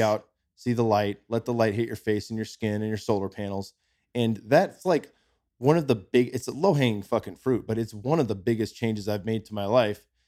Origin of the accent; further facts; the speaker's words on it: California, United States; moved away as an adult; now in Austin, United States; we're from California. My son's born in California, same near, right down the street from where I was